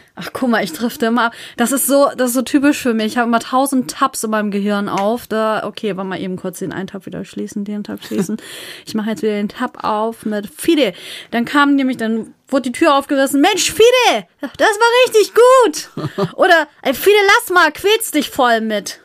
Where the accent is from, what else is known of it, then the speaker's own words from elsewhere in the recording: Northern Germany, Germany; accent: northern; wir kommen aus dem Norden.